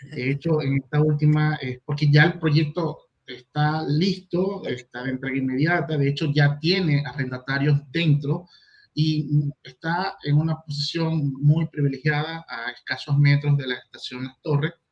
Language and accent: Spanish; Venezuela; now in Chile; soy extranjero, vengo de Venezuela, ya tengo, voy para seis años acá en Chile, me gustan las arepas y las marraquetas, es un mix.